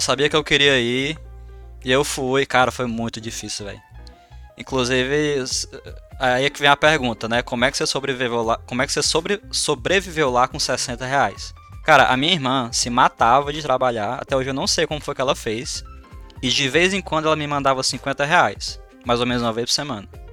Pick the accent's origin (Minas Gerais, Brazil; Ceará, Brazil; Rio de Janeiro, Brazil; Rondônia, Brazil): Ceará, Brazil; Madalena; a minha infância foi com o Jeff. A gente cresceu junto ali no Ceará, em Madalena